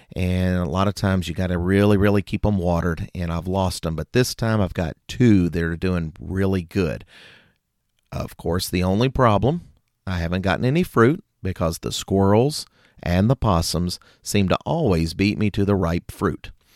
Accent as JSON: {"language": "English", "region": "Kentucky", "country": "United States", "tie": "born or raised there", "said": "in my home state, Kentucky"}